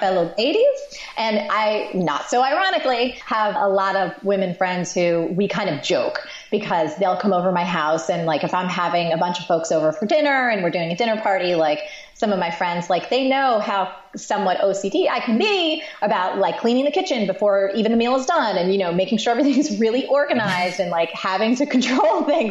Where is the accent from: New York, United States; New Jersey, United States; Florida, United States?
New Jersey, United States; I'm from Jersey